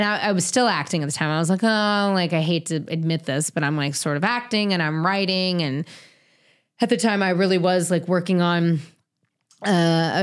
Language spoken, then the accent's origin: English; the Bay Area, California, United States; He and I grew up together in the Bay